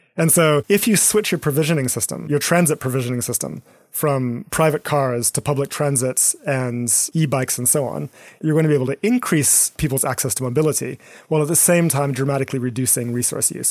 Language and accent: English; Eswatini; moved away; my backgrounds growing up in Eswatini in southern Africa